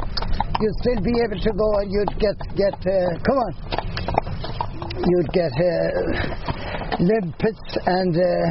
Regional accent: Inisheer, Connacht, Ireland; first language Irish; English is a second language; also born or lived in Galway; There was about 315 going to school when I was living in the island, when I was going to school in the island.

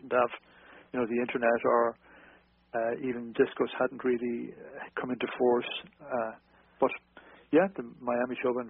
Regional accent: Carrick-on-Suir, Munster, Ireland; moved away as an adult; also born or lived in Dublin; we were based in Dublin, although I'm originally from South Tipperary in uh, Carrick and Shore

